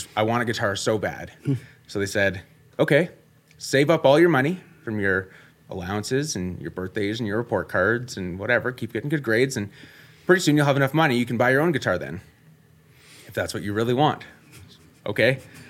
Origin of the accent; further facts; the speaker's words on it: Innisfail, Alberta, Canada; Grew up in Innisfail, Alberta. Little town, about 7,000 people. Was born about 20 minutes west of town. We had an acreage out there. When I was 4, we moved into town as I was starting kindergarten